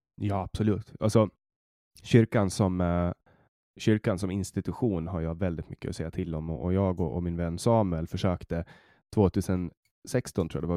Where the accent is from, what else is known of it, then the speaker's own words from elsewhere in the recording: Mariehamn, Åland, Åland Islands; jag kommer från, från Mariehamn ja. på Åland